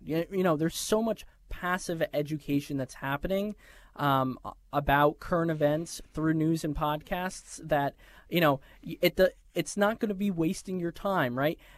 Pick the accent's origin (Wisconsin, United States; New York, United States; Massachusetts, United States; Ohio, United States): New York, United States; moved away; I'm a New Yorker